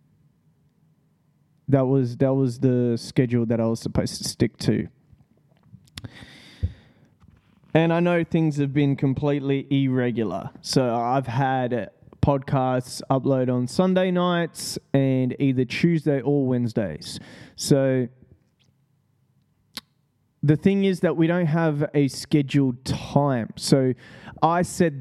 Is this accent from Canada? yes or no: no; Australia; That's what I love about Australians. We seriously just don't give a fuck.